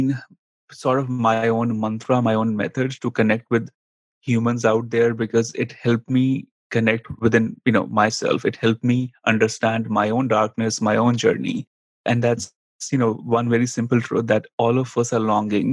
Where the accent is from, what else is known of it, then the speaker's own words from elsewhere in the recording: India; accent: Indian; moved away as an adult; also born or lived in New York City, United States; now in United States; growing up in India